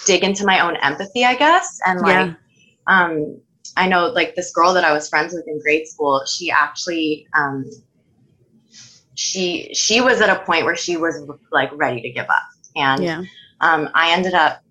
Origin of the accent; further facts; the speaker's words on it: Toronto, Ontario, Canada; I'm from Toronto, Ontario